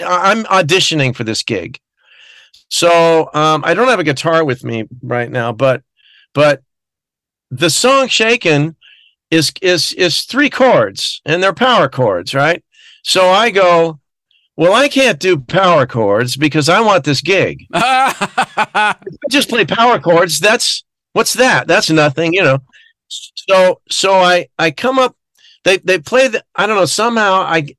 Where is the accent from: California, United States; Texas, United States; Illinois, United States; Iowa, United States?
California, United States; Glendale; I grew up in Glendale, California.